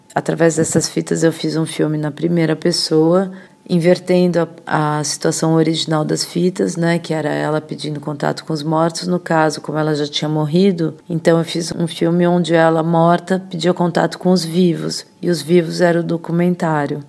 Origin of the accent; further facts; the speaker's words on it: São Paulo, Brazil; moved away as an adult; also born or lived in Europe; Eu nasci em São Paulo, eu estudei filosofia na PUC, estudei filosofia na USP